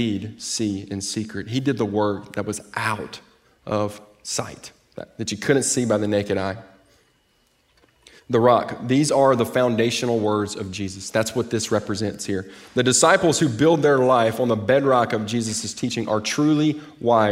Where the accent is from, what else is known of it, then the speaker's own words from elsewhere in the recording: Mississippi Delta, United States; moved away as an adult; also born or lived in Jackson, Mississippi; now in Texas, United States; I'm from the Mississippi Delta. I grew up 8 miles from the Mississippi River